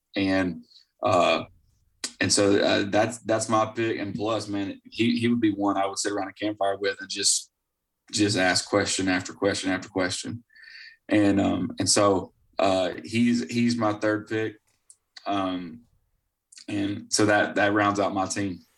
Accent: Florida, United States; I was born and raised in Florida

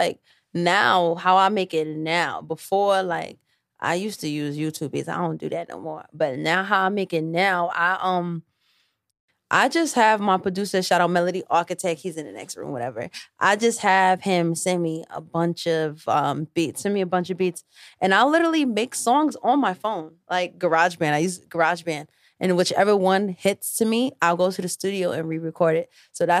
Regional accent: New York City, New York, United States; also born or lived in Bronx; I'm from Harlem

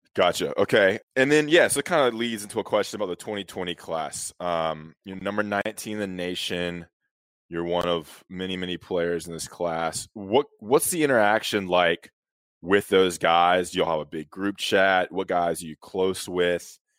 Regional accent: Greensboro, North Carolina, United States; I grew up in Greensboro, Jefferson

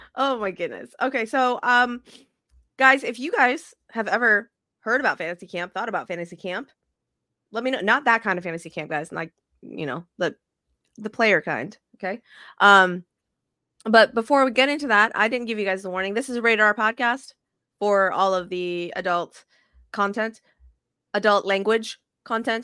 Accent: Las Vegas, Nevada, United States; now in South Texas, United States; I'm still, still a Vegas girl at heart

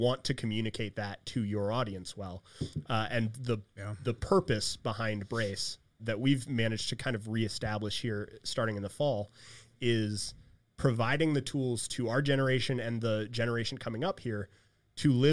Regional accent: Northeast Ohio, United States; growing up in Northeast Ohio

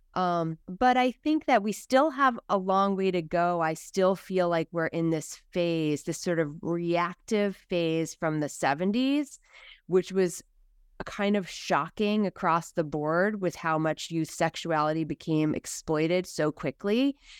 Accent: United States; us as American s

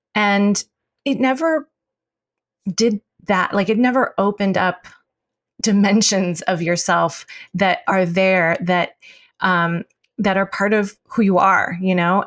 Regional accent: United States; being Chinese American

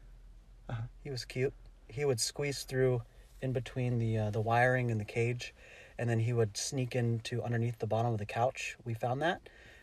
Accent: Philippines; I'm a Filipino guy.

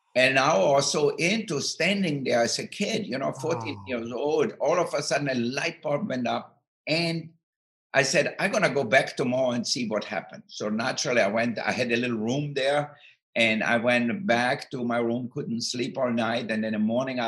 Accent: Austria; moved away; I grew up in Austria, in the southern part of Austria, near Italy and Slovenia

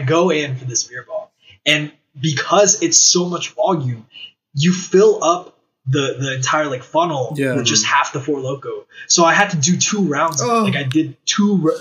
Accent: Philadelphia, Pennsylvania, United States; I was born in Philly.

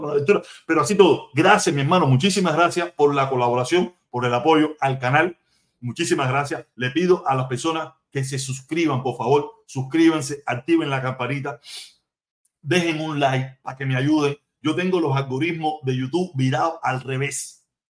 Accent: Cuba; moved away; somos consortes, somos paisanos, somos, somos cubanos

